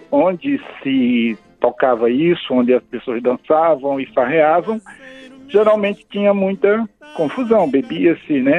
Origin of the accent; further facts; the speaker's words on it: Paraíba, Brazil; now in Brasília, Brazil; o Carlos Marcelo é paraibano, eu sou paraibano